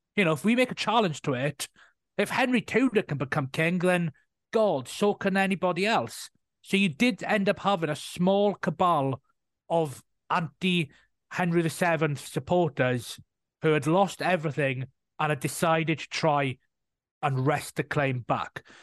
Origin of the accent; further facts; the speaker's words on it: Welsh, Wales, United Kingdom; being Welsh myself